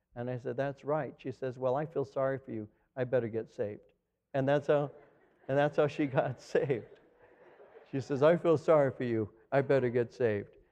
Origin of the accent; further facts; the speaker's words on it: Los Angeles County, California, United States; also born or lived in Norwalk, California; now in Chino, United States; I came from L A County.